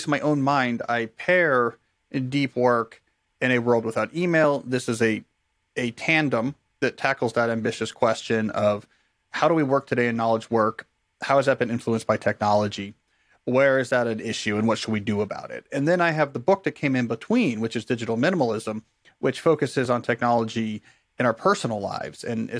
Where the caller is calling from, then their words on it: Washington, District of Columbia, United States; I'm joining you from Washington, D.C. here in the States